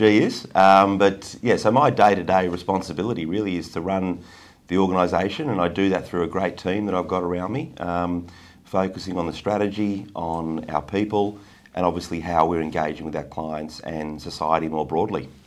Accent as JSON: {"language": "English", "town": "Canberra", "region": "Australian Capital Territory", "country": "Australia", "tie": "born or raised there", "said": "I grew up in Canberra"}